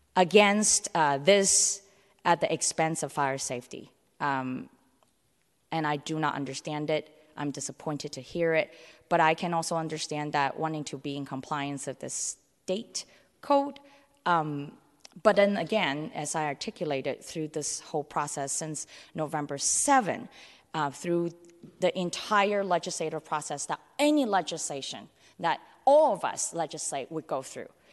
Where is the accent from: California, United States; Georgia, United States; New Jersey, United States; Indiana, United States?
California, United States; San Francisco; also born or lived in Hong Kong; I was born in Hong Kong and grew up in San Francisco's Chinatown, North Beach